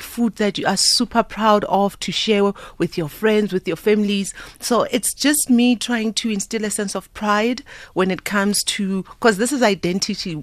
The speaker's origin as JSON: {"language": "English", "town": "Soweto", "region": "Gauteng", "country": "South Africa", "tie": "born or raised there", "also_born_or_lived": "Italy", "said": "I'm proudly South African. I'm born Gosoweto, born and raised."}